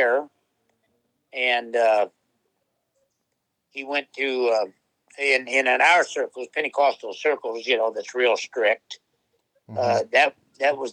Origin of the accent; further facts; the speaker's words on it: Peoria, Illinois, United States; growing up in Peoria, actually, well, we did live in the projects in Peoria